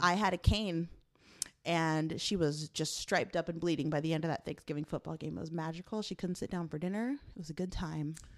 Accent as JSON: {"language": "English", "town": "Chicago", "region": "Illinois", "country": "United States", "moved": "yes", "said": "I'm from Chicago"}